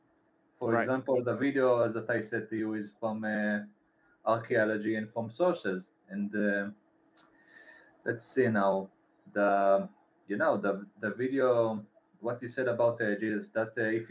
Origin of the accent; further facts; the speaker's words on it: Israel; I'm from Israel